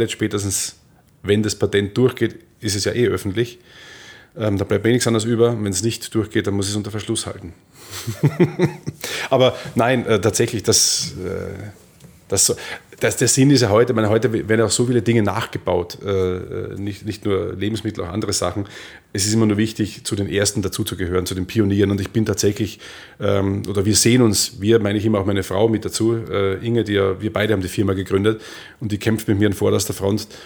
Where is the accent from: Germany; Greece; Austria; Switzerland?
Austria; ich war allein als Österreicher da unten, man mochte mich nicht unbedingt sonderlich irgendwie